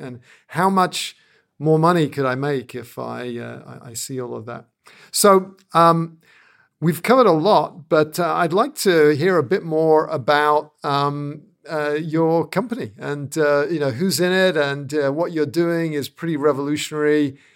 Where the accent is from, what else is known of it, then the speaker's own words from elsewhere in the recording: United Kingdom; being a Brit